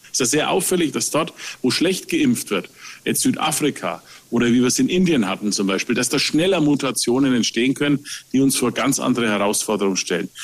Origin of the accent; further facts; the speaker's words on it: Nuremberg, Bavaria, Germany; als Nürnberger, der Nürnberger Christkindlesmarkt, das ist Herzblut